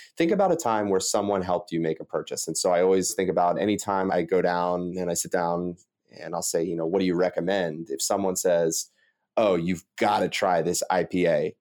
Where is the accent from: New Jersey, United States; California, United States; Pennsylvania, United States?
Pennsylvania, United States; Delaware County; I'm from Delaware County, which is a pretty blue-collar suburb outside Philadelphia